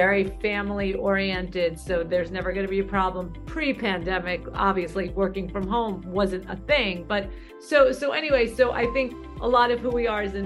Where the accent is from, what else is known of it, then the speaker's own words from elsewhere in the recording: New York City, New York, United States; I grew up in Brooklyn.